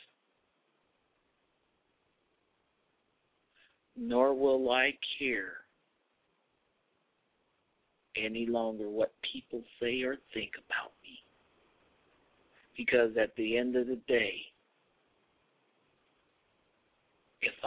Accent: United States; I'm an American Christian conservative

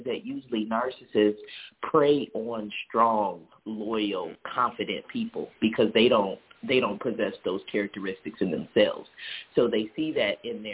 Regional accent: Detroit, Michigan, United States; moved away; also born or lived in Jackson, Mississippi; this is my hometown. This is where I was born and raised

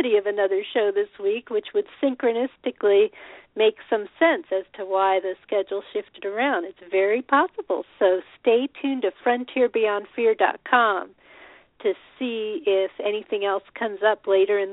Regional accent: Colorado, United States; moved away; also born or lived in Boulder, Colorado / Champaign, Illinois; I was born in Colorado

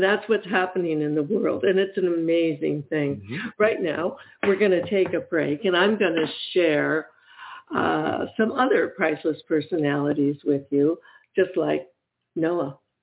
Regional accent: Michigan, United States; moved away; also born or lived in Ohio; I'm actually from Michigan

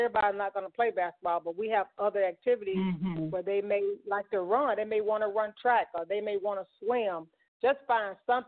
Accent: Mississippi, United States; growing up in Mississippi, my mom and my dad, they were definitely my role models.

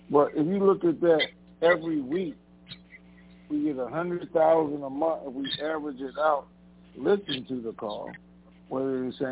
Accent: Tennessee, United States; I'm from Tennessee. Tennessee.

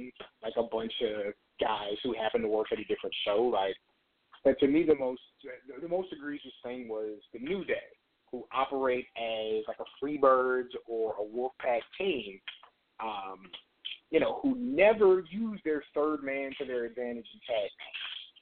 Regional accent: San Antonio, Texas, United States; I grew up in San Antonio.

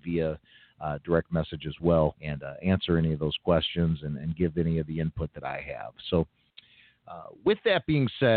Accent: Chicago, Illinois, United States; I've lived here pretty much my entire life

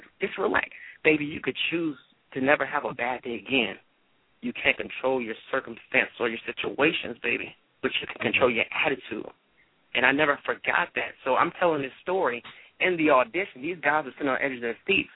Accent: Tarver, North Carolina, United States; I'm from Tarver, North Carolina

